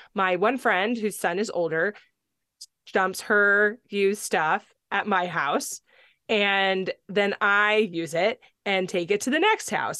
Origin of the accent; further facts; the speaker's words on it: California, United States; also born or lived in Tennessee; now in Palmer, Alaska, United States; I grew up on a beach in California